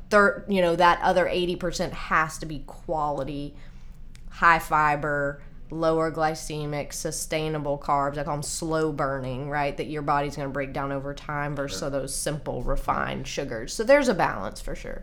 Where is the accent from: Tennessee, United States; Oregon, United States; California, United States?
Tennessee, United States; Nashville; also born or lived in Colorado; I grew up here in Nashville, actually.